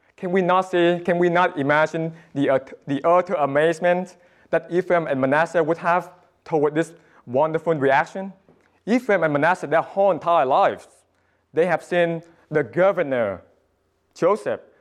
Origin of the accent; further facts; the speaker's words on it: Vietnam; moved away; my home country, Vietnam